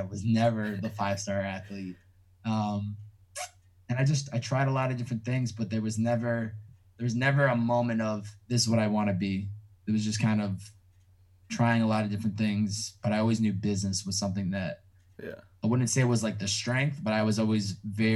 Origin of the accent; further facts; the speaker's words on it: Chicopee, Massachusetts, United States; moved away as an adult; also born or lived in Newton, Massachusetts; now in Los Angeles, United States; I'm from Chicopee, Mass